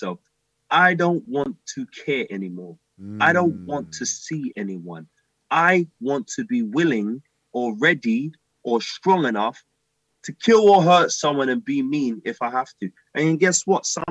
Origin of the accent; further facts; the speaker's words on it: London, United Kingdom; growing up in Deptford, Blue Bar